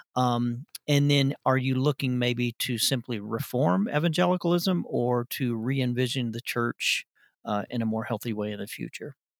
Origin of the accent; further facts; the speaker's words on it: Arkansas, United States; I'm from Arkansas